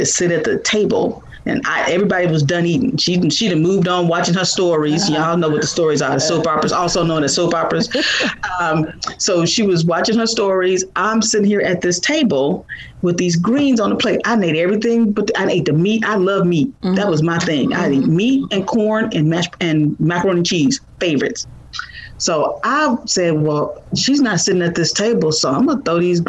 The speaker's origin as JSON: {"language": "English", "town": "Chicago", "region": "Illinois", "country": "United States", "tie": "born or raised there", "moved": "yes", "lives_now": "San Francisco Bay Area, United States", "said": "So I am originally from Chicago, Illinois."}